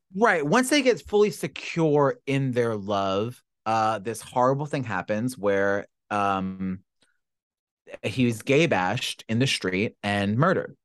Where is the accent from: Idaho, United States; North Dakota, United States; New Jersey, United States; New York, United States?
New York, United States; growing up in New York is a little bit different